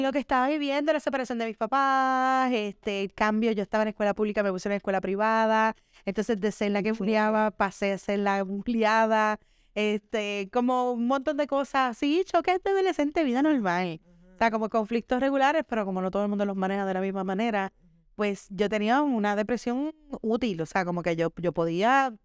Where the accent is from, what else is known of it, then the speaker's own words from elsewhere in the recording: Caguas, Puerto Rico; also born or lived in Hato Rey, Puerto Rico / San Juan, Puerto Rico; Yo nací en Atorrey y me crié en Caguas, Caguas, Puerto Rico.